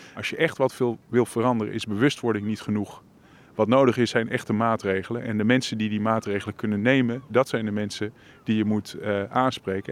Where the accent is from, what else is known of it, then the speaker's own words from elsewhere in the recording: Leiden, South Holland, Netherlands; Ik kom uit Leiden.